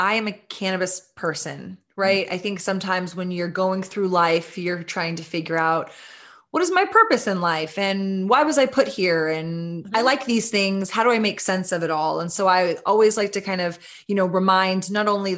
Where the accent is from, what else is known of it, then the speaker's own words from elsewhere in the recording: Austin, Texas, United States; We're a women-owned, sister-owned cannabis brand that is headquartered in my hometown of Austin, Texas